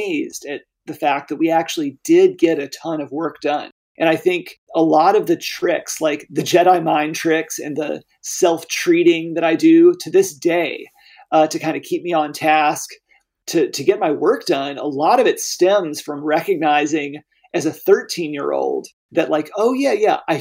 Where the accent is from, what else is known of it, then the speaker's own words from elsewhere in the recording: Arkansas, United States; Arkansas is my home state. It's where my family moved back after my dad retired from the Air Force